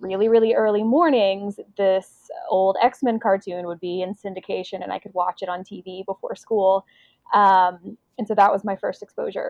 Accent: Oxford, Mississippi, United States; I, like Rogue, grew up in Mississippi

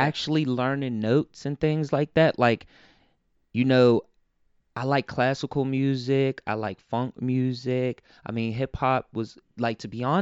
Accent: Pittsburgh, Pennsylvania, United States; also born or lived in New York; Birth certificate says New York, but home is Pittsburgh

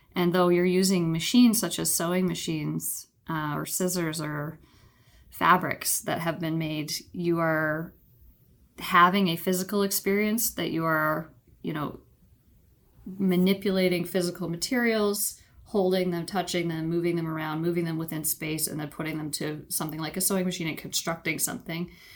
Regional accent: Ontario, Canada; moved away as an adult; also born or lived in British Columbia; I grew up in Ontario, Canada, moved out west to British Columbia for university

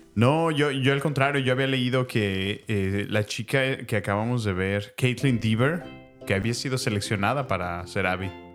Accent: Mexico; la mayoría somos mexicanos, otros son, son americanos, pero de ascendencia latina, hispana, mexicana

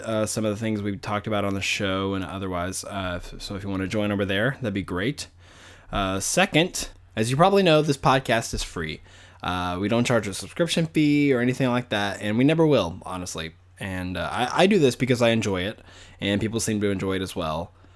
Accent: Arkansas, United States; I grew up in Arkansas, which is really southern.

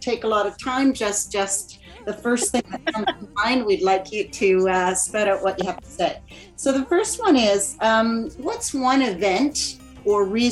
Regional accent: Canada; as a Canadian

